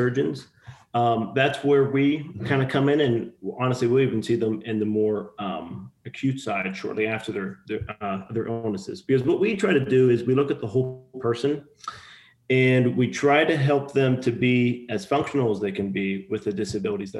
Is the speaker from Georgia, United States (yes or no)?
no; Pittsburgh, Pennsylvania, United States; moved away as an adult; also born or lived in Ohio; now in Texas, United States; I'm from Pittsburgh, Pennsylvania, originally. Had lived up in the tri-state area, meaning like PA, Ohio, for majority of my life